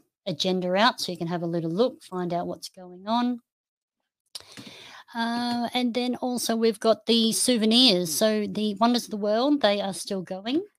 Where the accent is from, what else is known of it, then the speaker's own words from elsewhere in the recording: Noosa, Queensland, Australia; Noosa, which is my hometown.